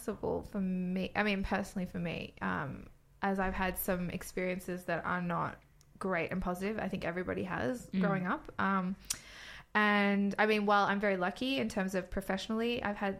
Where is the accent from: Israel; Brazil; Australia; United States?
Australia; now in London, United Kingdom; I'm a London-based dominatrix. I'm from Australia